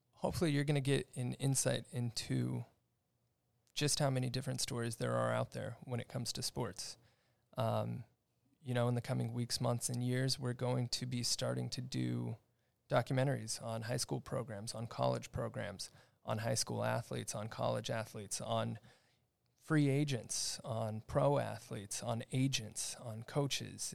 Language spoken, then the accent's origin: English; Upland, California, United States; I grew up here in the Los Angeles area in a town called Upland, uh, just on the outskirts of L A County in the Pomona area